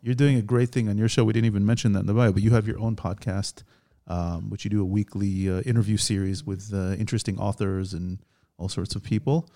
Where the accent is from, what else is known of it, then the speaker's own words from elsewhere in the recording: United States; now in Israel; We're two Jewish guys. We grew up in America.